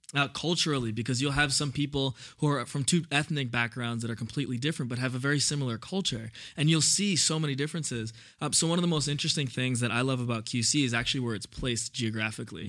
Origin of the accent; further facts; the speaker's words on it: New York City, New York, United States; also born or lived in Indiana; I grew up in Brooklyn